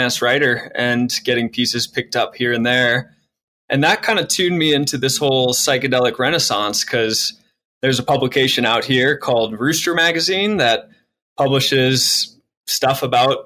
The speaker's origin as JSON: {"language": "English", "town": "St. Louis", "region": "Missouri", "country": "United States", "tie": "born or raised there", "moved": "as an adult", "lives_now": "Colorado, United States", "said": "I come from St. Louis. That's where I was born and raised"}